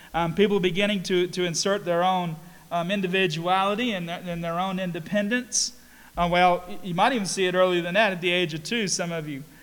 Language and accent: English; Statesville, North Carolina, United States; I grew up in Mount Sinai Church in Statesville